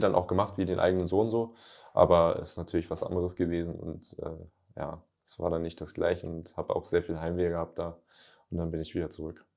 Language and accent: German; Northern Germany, Germany; moved away as an adult; also born or lived in Lüneburg / Hamburg / Lübeck; now in Ingolstadt, Germany; bei uns im Norden